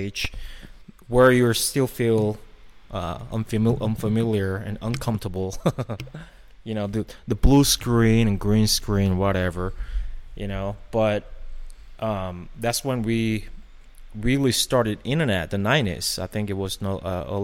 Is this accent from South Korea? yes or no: yes; South Korea; moved away; I grew up in Korea